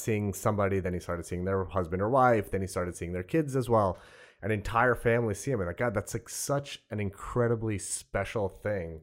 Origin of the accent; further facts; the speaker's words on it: South Shore of Long Island, New York, United States; also born or lived in Brooklyn; I grew up on the South Shore of Long, of Long Island